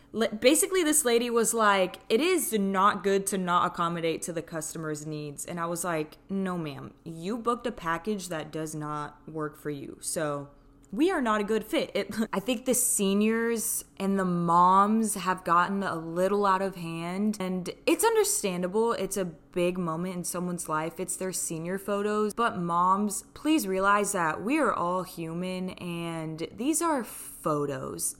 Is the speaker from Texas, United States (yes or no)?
yes; Houston, Texas, United States; also born or lived in Switzerland; I'm from Houston, Texas, but I'm originally born in Switzerland